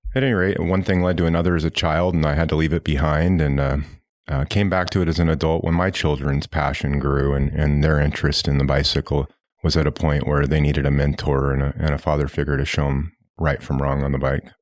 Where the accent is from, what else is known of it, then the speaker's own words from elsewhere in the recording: Pacific Northwest, United States; now in Northwest Arkansas, United States; growing up in the Pacific Northwest